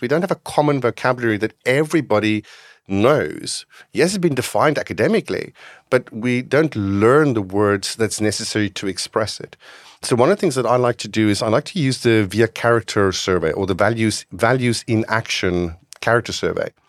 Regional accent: North West, South Africa; now in Netherlands; I grew up in South Africa

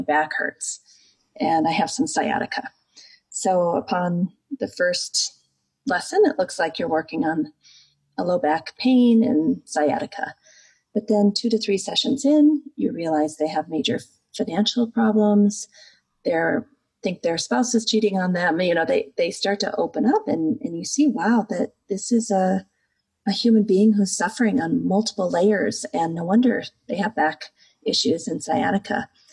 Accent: Midwest, United States; I grew up in the United States in the Midwest

